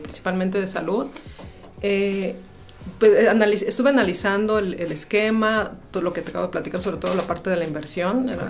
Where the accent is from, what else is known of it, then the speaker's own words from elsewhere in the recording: Querétaro, Mexico; also born or lived in Guanajuato; aunque mi acta de nacimiento es de, de Guanajuato, siempre, desde que nací he vivido aquí en Querétaro y toda mi familia es queretana